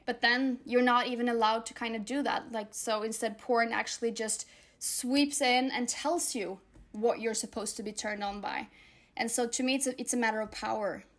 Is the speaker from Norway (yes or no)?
yes; Norway; I'm Norwegian, and so is she, and then half Moroccan, and So we grew up together in Norway